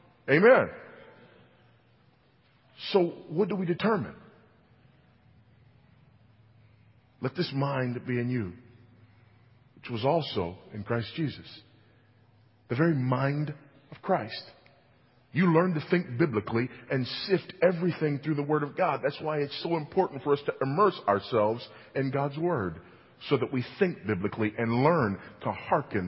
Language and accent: English; California, United States; moved away; my home state of California